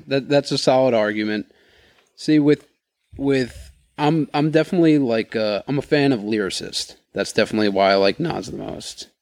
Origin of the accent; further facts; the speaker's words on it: New York, United States; just being from New York and growing up in New York